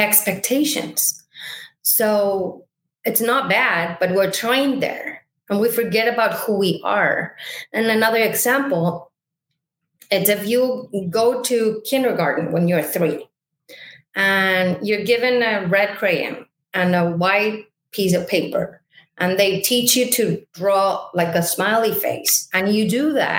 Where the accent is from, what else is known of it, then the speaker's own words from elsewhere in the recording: Mexico City, Mexico; moved away as an adult; now in United States; I am originally from Mexico City. I moved to the United States tomorrow, 14 years ago